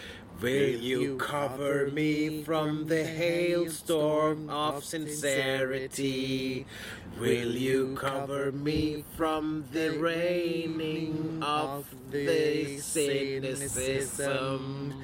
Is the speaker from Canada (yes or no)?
no; Iceland; I'm Icelandic.